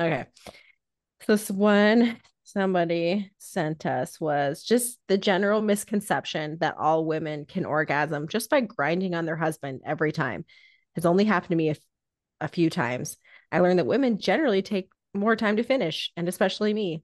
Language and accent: English; Indiana, United States; Growing up in Indiana